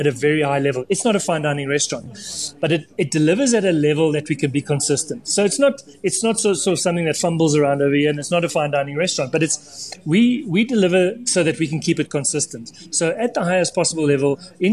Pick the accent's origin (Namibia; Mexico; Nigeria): Namibia; I grew up in Namibia, you know, where fish was in abundance